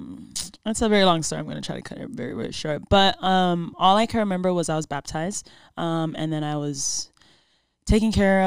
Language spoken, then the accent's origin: English; Hawaii, United States; born there; also born or lived in Samoa / San Jose, United States; No, I was born in Hawaii.